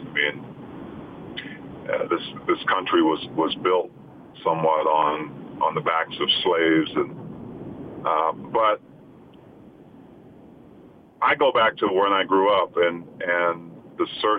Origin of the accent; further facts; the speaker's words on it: Utah, United States; You know, I've experienced racism, you know, growing up in Utah